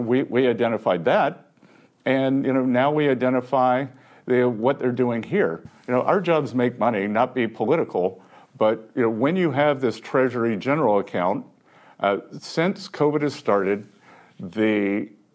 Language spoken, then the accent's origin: English; Little River, South Carolina, United States; now in Charleston, United States; I'm from Little River, South Carolina